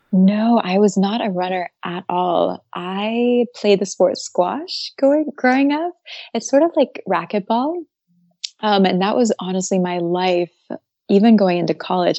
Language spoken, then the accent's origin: English; Atlanta, Georgia, United States; moved away as an adult; also born or lived in Maine / Japan; now in Paris, France; I grew up originally, um, I'm from Atlanta, Georgia. And yeah, I lived there up until age eighteen.